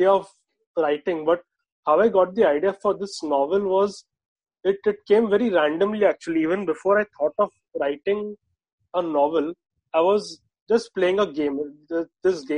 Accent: Mumbai, Maharashtra, India; I'm from Mumbai.

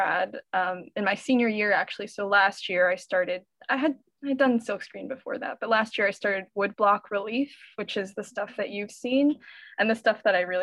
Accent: Pennsylvania, United States; moved away as an adult; also born or lived in New York City; I grew up in Pennsylvania, so I'm originally from a small mushroom farming town.

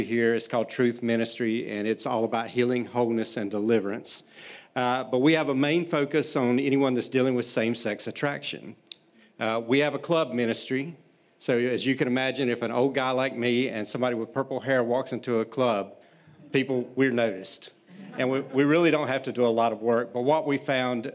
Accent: Myrtle Beach, South Carolina, United States; moved away; this is not a Pennsylvania accent. My wife and I are from Myrtle Beach, South Carolina

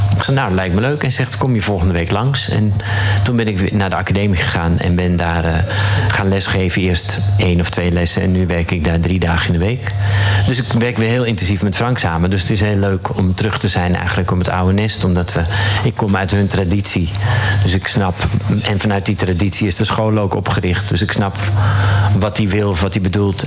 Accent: Zaanstreek, North Holland, Netherlands; Ik ben een uh, jongen uit de Zaanstreek. Daar ben ik geboren.

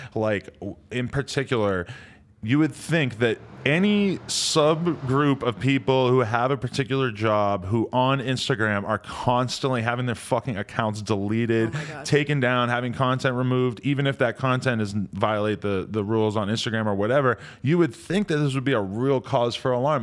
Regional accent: New Hampshire, United States; moved away; where I grew up in New Hampshire

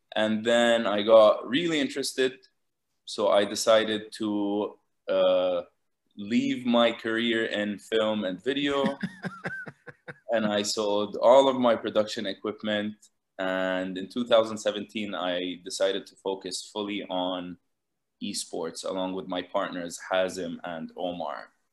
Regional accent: Jordan; also born or lived in Lebanon / Los Angeles, United States; I grew up in Jordan, and uh, I went to high school here

